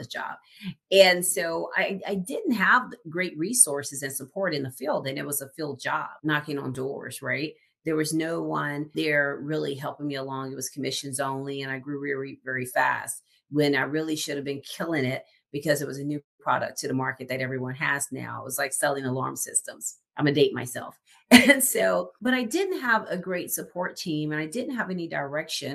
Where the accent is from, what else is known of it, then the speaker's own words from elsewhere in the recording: the South, United States; I'm being from the South